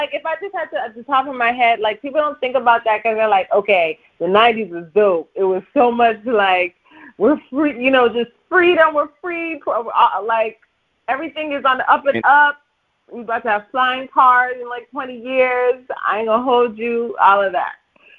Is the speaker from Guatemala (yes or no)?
no; Canada; now in Toronto, Canada; I'm working with a Canadian producer, Derek Brin from my hometown.